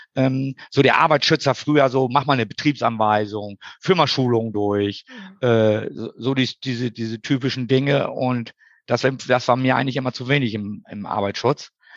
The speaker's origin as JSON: {"language": "German", "area": "East Frisia", "region": "Lower Saxony", "country": "Germany", "tie": "born or raised there", "moved": "as an adult", "lives_now": "Hamburg, Germany", "said": "Geboren bin ich in Schönen Ostfriesland."}